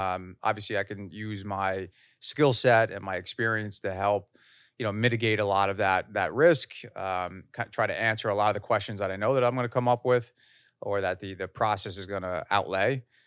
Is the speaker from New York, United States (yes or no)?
yes; Long Island, New York, United States; also born or lived in Queens; I grew up in Long Island, uh, mainly, uh, with a stint in Queens